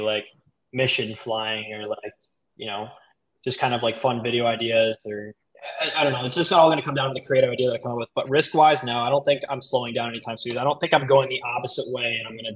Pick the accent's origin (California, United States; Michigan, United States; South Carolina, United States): Michigan, United States; moved away as an adult; also born or lived in Miami, Florida; now in Sarasota, United States; I was born in Miami, so I lived there the first 10 years of my life, and then Michigan the rest, and then I just moved back down.